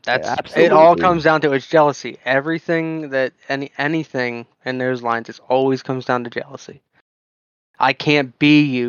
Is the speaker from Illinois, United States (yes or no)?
no; Florida, United States; I was born in Florida